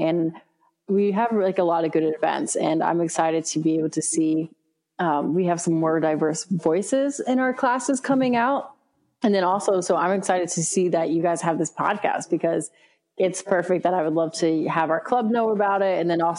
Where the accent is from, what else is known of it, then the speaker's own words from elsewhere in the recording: Rockland County, New York, United States; also born or lived in Brooklyn, New York; now in Bronx, New York, United States; I was born in Brooklyn, raised in Rockland County, New York. So with suburbs.